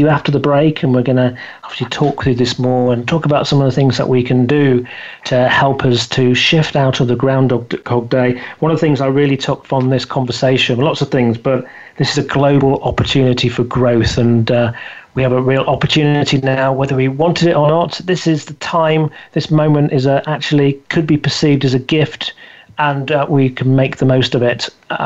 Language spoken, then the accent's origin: English; Scunthorpe, Yorkshire and the Humber, United Kingdom; I came from Scunthorpe in the north of England, a steel town. My father was a steel worker, went out on strike